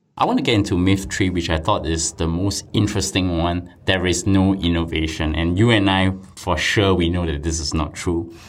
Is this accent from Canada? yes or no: no; Singapore; I come from Singapore